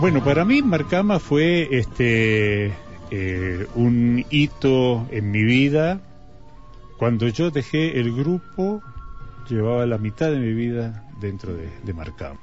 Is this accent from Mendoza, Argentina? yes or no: yes; Mendoza, Argentina; Nací en Mendoza, este, mis padres eran porteños, ambos, Berta y Juan Alberto vinieron en el año 42 aquí a Mendoza